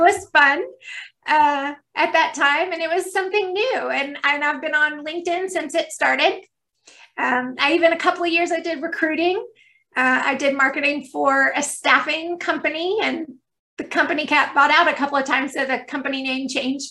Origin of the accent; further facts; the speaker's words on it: Stone Mountain, Georgia, United States; I've grown up in Georgia. I've been here my entire life. So, you know, definitely Southern